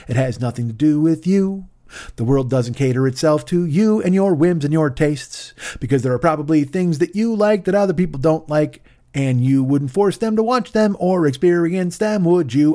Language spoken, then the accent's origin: English; Romeoville, Illinois, United States; also born or lived in Bolingbrook / Chicago; I grew up with him in Romeoville